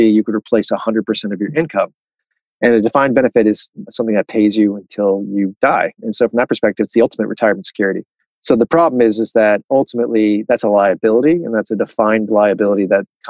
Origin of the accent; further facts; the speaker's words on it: Miami, Florida, United States; moved away; also born or lived in Chicago; I'm from Miami, Florida originally